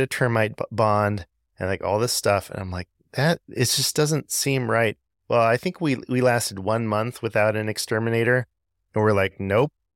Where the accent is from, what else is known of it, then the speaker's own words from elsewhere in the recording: Southern California, United States; moved away as an adult; now in Georgia, United States; I'm originally from Southern California